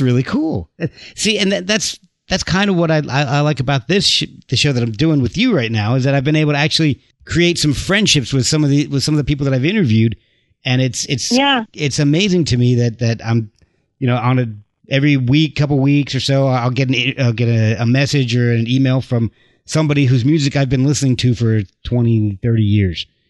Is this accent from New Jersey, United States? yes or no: yes; New Jersey, United States; moved away; I lived in New Jersey at the time